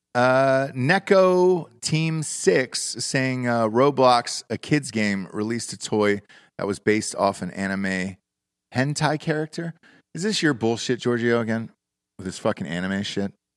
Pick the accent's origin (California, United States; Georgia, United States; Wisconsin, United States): Georgia, United States; Atlanta; I'm from Atlanta